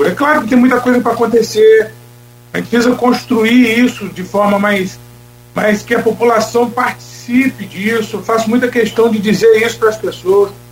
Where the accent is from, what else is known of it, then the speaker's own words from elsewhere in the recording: Campos dos Goytacazes, Rio de Janeiro, Brazil; also born or lived in São Francisco de Itabapoana; Tem muitos amigos em Campos, é a cidade que eu nasci, é a cidade que eu estudei a vida toda, é a cidade que eu aprendi minha profissão